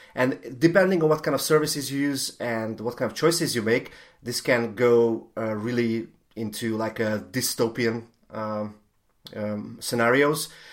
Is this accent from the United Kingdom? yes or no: no; Hungary; I'm, I'm from Hungary